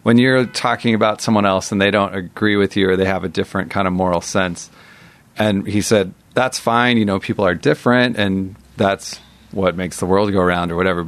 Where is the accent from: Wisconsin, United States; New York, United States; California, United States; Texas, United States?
California, United States; near San Francisco; growing up near San Francisco